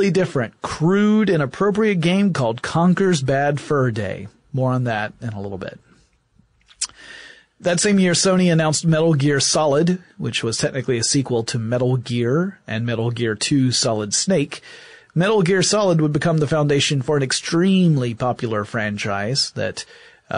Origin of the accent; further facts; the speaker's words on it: Atlanta, Georgia, United States; my hometown of Atlanta, Georgia.